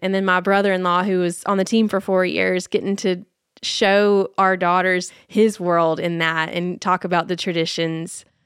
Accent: Nashville, Tennessee, United States; I am born and raised fifth generation Nashvilleian

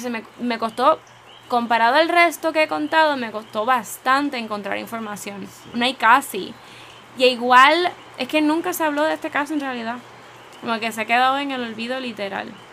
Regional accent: Puerto Rico; aquí en Puerto Rico

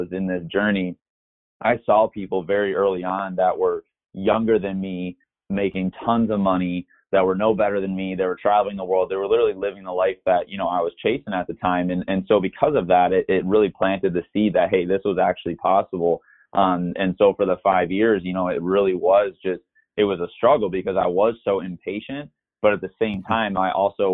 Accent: Michigan, United States; moved away as an adult; now in Scottsdale, United States; I'm originally from the Midwest, grew up in Michigan

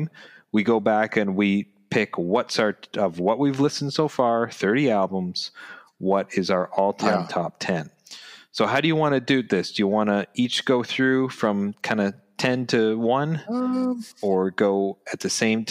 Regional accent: Canada; we're Canadian

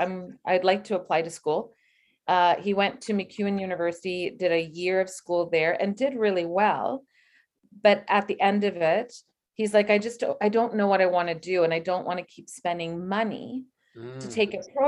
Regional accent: British Columbia, Canada; born there; I was born in British Columbia.

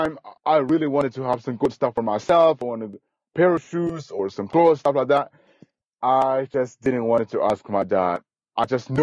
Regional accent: Guatemala; English is a second language; moved away; I was born literally 4 hours away from Guatemala City, literally in the jungle.

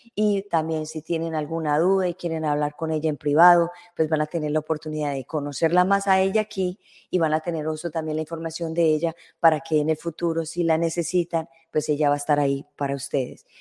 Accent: Colombia; en mi país, Colombia

